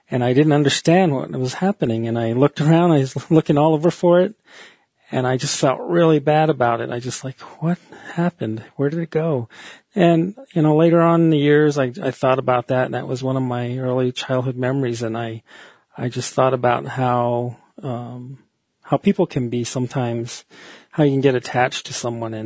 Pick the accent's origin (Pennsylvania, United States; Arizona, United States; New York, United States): Arizona, United States; Fort Defiance; also born or lived in New Mexico / Window Rock, Arizona; I live in Window Rock, Arizona, and I was born in Fort Defiance, and I've lived here about 23 years in Arizona